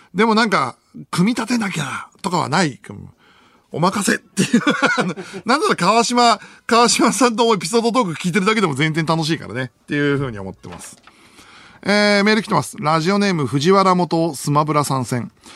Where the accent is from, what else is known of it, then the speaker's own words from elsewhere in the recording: Fukushima, Japan; moved away; 出身どこって言われて、あ、福島県です